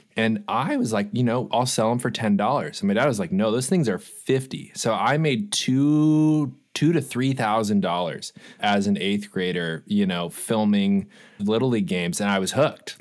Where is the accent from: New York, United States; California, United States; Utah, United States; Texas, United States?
California, United States; Los Angeles; I grew up for, I did thirty years in Los Angeles